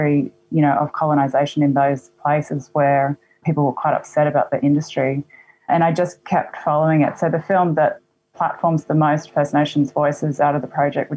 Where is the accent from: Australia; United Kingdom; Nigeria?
Australia; Gurungurun country, Queensland; also born or lived in Meanjin (Brisbane); now in Brisbane, Australia; I grew up actually on Gurungurun country, which is about 6 hours north of here. And it's kind of the most industry-friendly town on the east coast of Australia